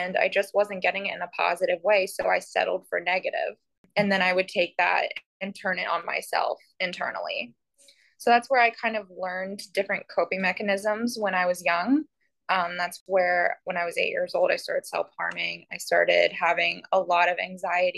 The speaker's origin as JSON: {"language": "English", "town": "Columbus", "region": "Ohio", "country": "United States", "tie": "born or raised there", "moved": "as an adult", "lives_now": "Port St. Lucie, United States", "said": "I grew up in Columbus, Ohio love Columbus, miss Columbus so terribly."}